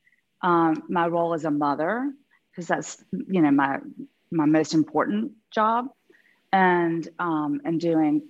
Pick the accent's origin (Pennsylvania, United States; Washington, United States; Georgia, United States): Georgia, United States; moved away as an adult; also born or lived in London / New York; now in Beverly Hills, United States; Growing up in Georgia